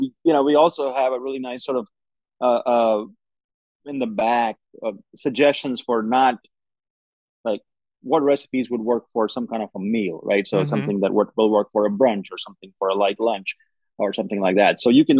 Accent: Oxford, Mississippi, United States; my answer is always, I'm from Oxford, Mississippi, which is immediately then followed by, no, where are you really from?

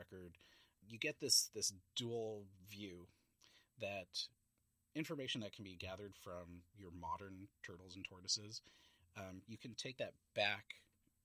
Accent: San Francisco, California, United States; moved away as an adult; also born or lived in Montana; I grew up in San Francisco, visiting the San Francisco Zoo

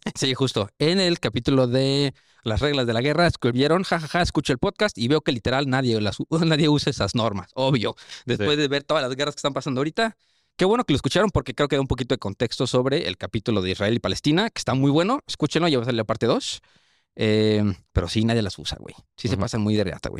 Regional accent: Mexico; yo soy mexa. O sea, me dieron el pasaporte por descendencia

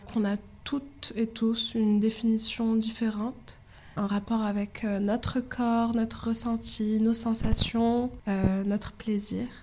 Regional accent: Morocco; moved away as an adult; now in France; j'ai grandi au Maroc jusqu'à mon bac. Je suis arrivée ici pour euh, mes études supérieures

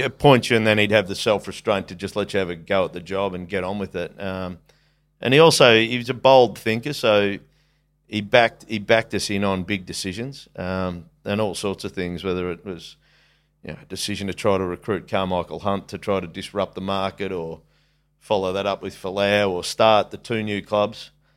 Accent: Geelong, Victoria, Australia; it was great childhood growing up in Geelong

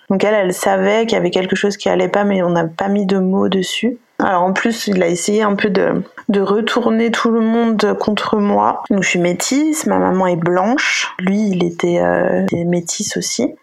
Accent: Savoie, Auvergne-Rhône-Alpes, France; moved away as an adult; also born or lived in Lyon; J'habitais à Lyon jusqu'à cet été et là je suis revenue euh, au Bercail, on va dire euh, en Savoie, près du lac du Bourget

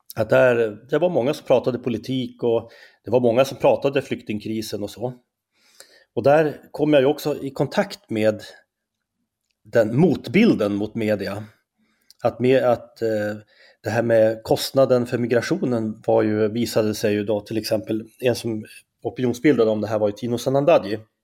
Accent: Skellefteå, Västerbotten County, Sweden; accent: Norrland dialect; moved away as an adult; also born or lived in Umeå; now in Stockholm, Sweden; jag är ju från Norrland, det kanske man hör på min dialekt direkt

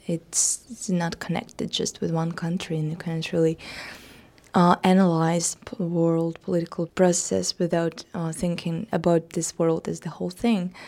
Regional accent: Russia; my hometown, a little small provincial uh, town in Russia

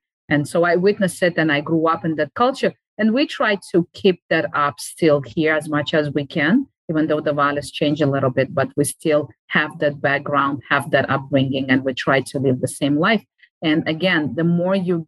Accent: Uzbekistan; moved away; I used to live in Uzbekistan. I grew up in Uzbekistan

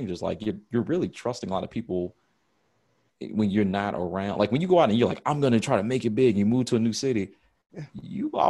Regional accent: United States; as an American, that's how I've grown up

